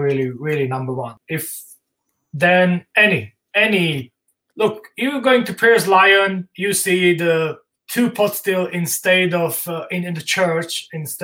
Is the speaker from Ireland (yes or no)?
no; Slovakia; English is a second language